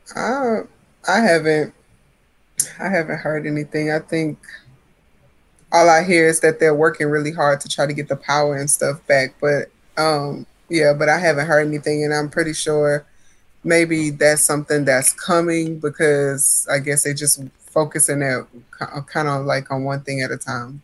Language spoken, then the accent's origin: English; Port Arthur, Texas, United States; now in Central Texas, United States; growing up in Hurricane Central